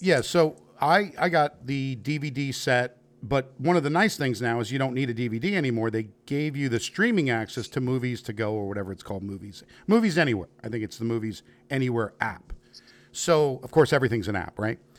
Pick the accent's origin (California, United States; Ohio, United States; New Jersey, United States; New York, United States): New York, United States; now in Kentucky, United States; I am from New York and living in Kentucky